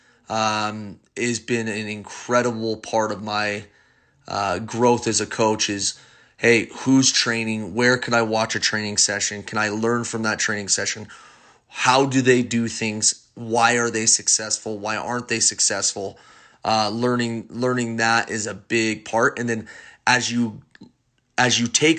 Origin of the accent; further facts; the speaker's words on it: West Jordan, Utah, United States; I grew up in West Jordan